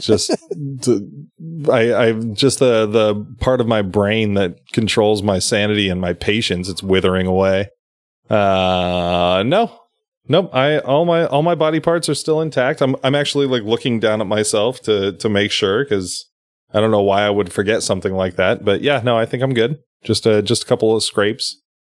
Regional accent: Sacramento County, California, United States; we're both from Sacramento County, but we both live in counties outside of Sacramento County

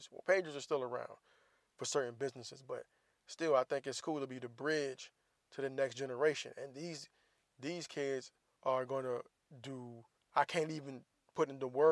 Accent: the South, United States; I grew up in the South

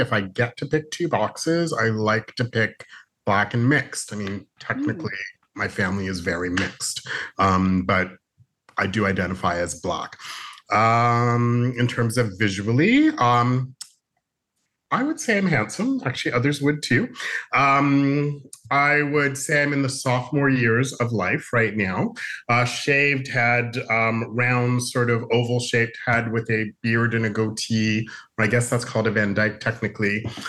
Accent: Canada; I was born in Canada, but my parents are both born in Bermuda onions, hence where that comes from. So I have Caribbean roots, although I was born in Canada, hence ….

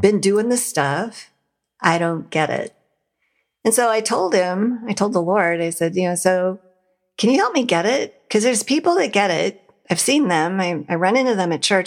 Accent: Montana, United States; now in Ohio, United States; I was an atheist and I grew up in Montana

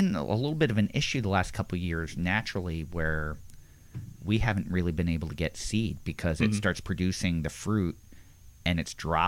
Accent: Philadelphia, Pennsylvania, United States; growing up in Philadelphia

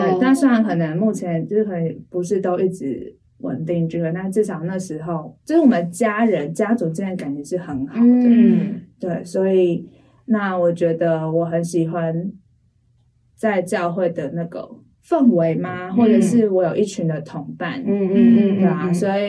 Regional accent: Taipei, Taiwan; accent: Taiwanese Mandarin; also born or lived in Taoyuan; 然后我出生在台北，

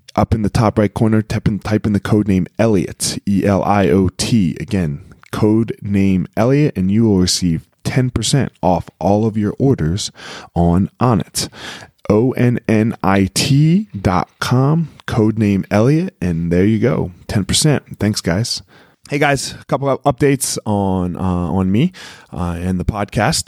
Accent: Philadelphia, Pennsylvania, United States; I grew up in Philly

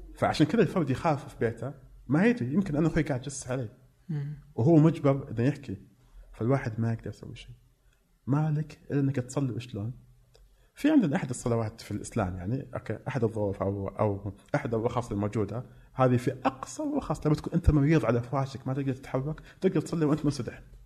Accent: Mecca, Makkah Province, Saudi Arabia; now in Riyadh, Saudi Arabia; انا فعلا من مكه انا ما فقدت راسي من مكه ما كذبت بس اني يعني انسان عايش بالرياض

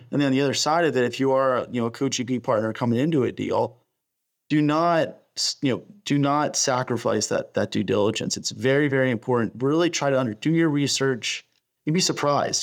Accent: Pittsburgh, Pennsylvania, United States; I'm originally from Pittsburgh

